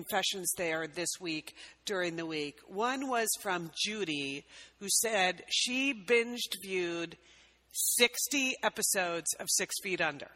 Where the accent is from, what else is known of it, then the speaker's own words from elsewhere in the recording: Connecticut, United States; now in West Coast, United States; growing up on the East Coast where we grew up in Connecticut